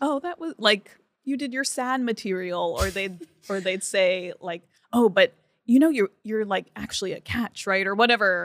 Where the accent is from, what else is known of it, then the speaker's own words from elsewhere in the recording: Franklin Lakes, New Jersey, United States; moved away as an adult; now in New York, United States; I grew up in New Jersey.